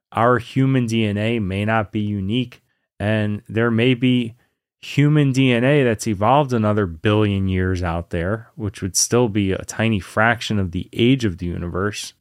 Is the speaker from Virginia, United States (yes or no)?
yes; Lynchburg, Virginia, United States; also born or lived in New York; when I was a kid, I grew up in Virginia, in, you know, kind of a southern town, Lynchburg, Virginia.